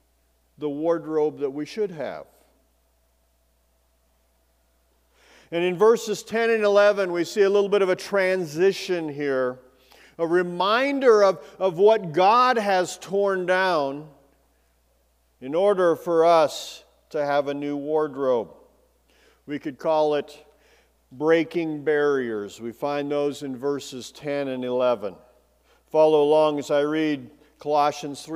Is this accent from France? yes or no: no; Bozeman, Montana, United States; also born or lived in Belgrade, Montana; as a kid, I grew up in Bozeman in Belgrade